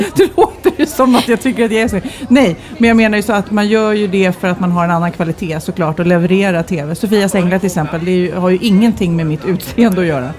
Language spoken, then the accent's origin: Swedish; Lidingö, Stockholm County, Sweden; jag är ju uppvuxen här